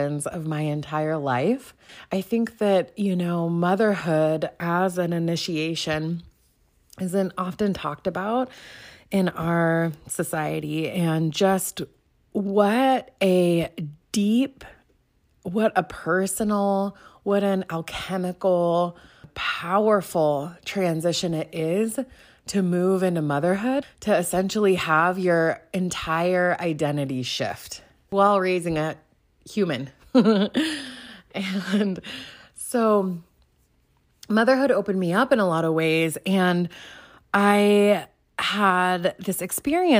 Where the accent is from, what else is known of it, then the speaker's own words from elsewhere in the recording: Pacific Northwest, United States; I grew up in the Pacific Northwest